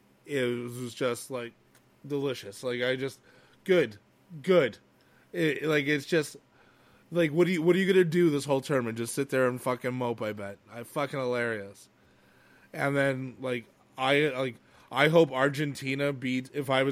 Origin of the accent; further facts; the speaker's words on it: Montreal, Quebec, Canada; where I grew up in Montreal, there's like little like completely Italian suburb areas.